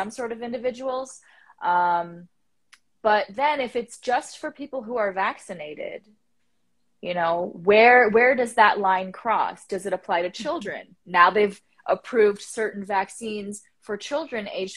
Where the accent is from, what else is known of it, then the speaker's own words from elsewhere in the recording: Canada; as the Canadian